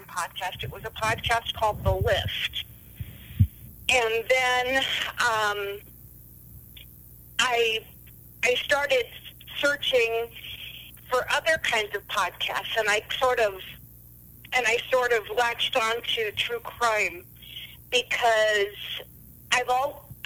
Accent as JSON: {"language": "English", "town": "Ravensdale", "region": "Washington", "country": "United States", "moved": "yes", "said": "I'm originally from Washington State, Seattle to be precise. Well, actually Ravensdale, but nobody's ever heard of that, so I always used to cheat and say I was from Seattle"}